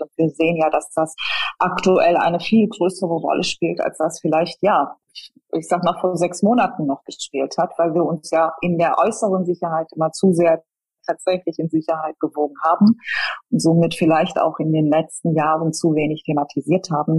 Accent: Ruhr area, North Rhine-Westphalia, Germany; now in Cologne, Germany; Kölnerin, komme aber gebürtig aus dem Ruhrgebiet

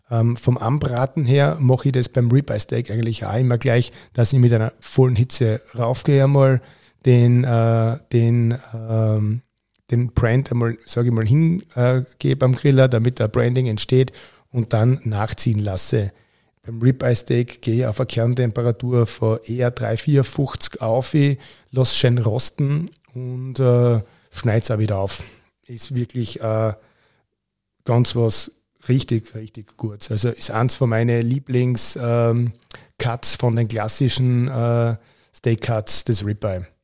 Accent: Austria; kann man auch in, bei uns in Österreich äh, Rostbraten nennen. Und äh, der Rostbraten wird eigentlich bei uns klassisch gebraten.

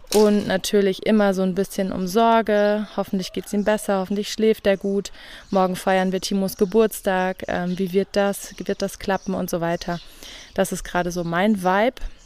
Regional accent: Rhineland-Palatinate, Germany; moved away as an adult; also born or lived in Brandenburg; Ich komme ja aus der Pfalz, wo es ganz viele gute Spargeln gibt

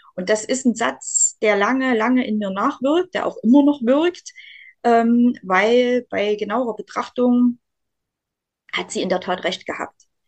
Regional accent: Saxony, Germany; ich als Sachse, ich trinke ja gern Kaffee

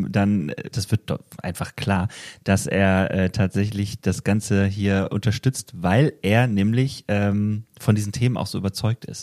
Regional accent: Wetzlar, Hesse, Germany; fragt man sich, ah, wo kommst du denn her? Ja, ich bin aus Wetzlar.

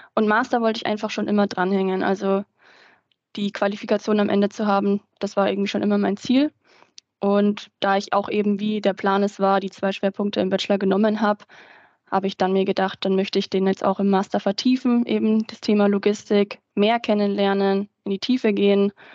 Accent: Ingolstadt, Bavaria, Germany; also born or lived in Nuremberg; Ich komme eigentlich aus der Gegend von Ingolstadt

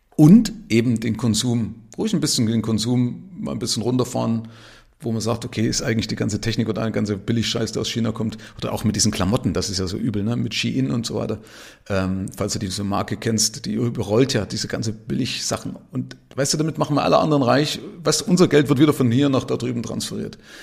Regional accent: Zwickau, Saxony, Germany; now in Nuremberg, Germany; von meiner Stadt Zwickau, da bin ich aufgewachsen

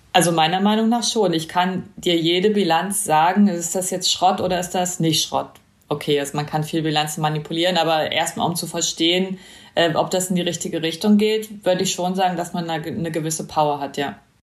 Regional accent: East Germany, Germany; Ich bin äh, in, im Osten aufgewachsen

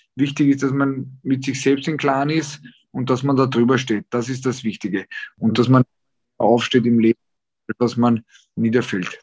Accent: Austria; bei uns in Österreich

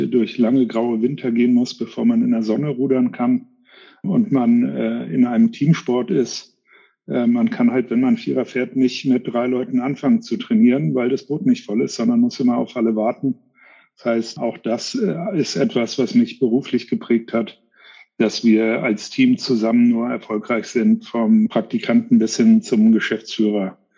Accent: United States; englischsprachig sind wir Amerikaner, kulturell können wir auch ganz gut mit umgehen

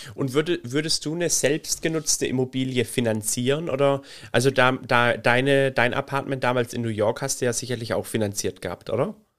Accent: Baden-Württemberg, Germany; Bei uns in Baden-Württemberg

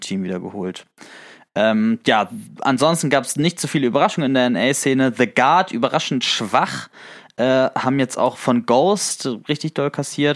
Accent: the North, Northern Germany, Germany; wir kommen auch beide aus dem Norden

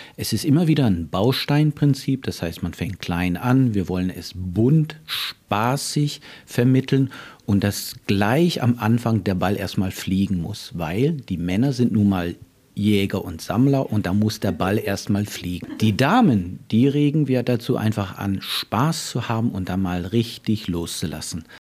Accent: Northern Germany, Germany; also born or lived in Canada; now in Freiburg, Germany; in Kanada geboren, Norddeutschland aufgewachsen

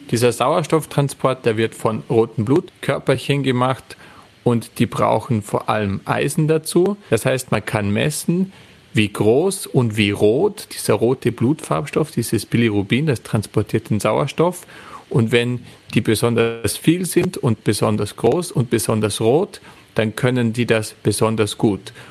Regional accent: Austria; dann kann man sich einfach nach Österreich begeben, zum Beispiel, dort wo ich herkomme.

